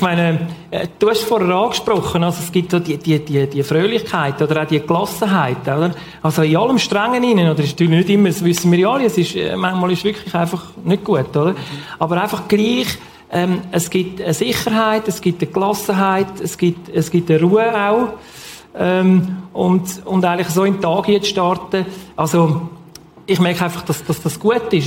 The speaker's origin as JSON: {"language": "German", "country": "Switzerland", "tie": "born or raised there", "said": "ich bin im Bachtloben aufgewachsen, also ich wohne immer noch dort"}